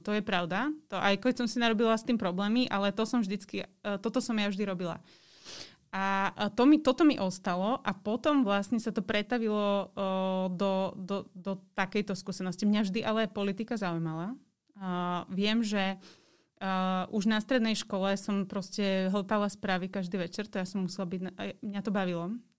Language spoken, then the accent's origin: Slovak; Žilina, Žilina Region, Slovakia; moved away as an adult; now in Bratislava, Slovakia; som vyrastala v Žiline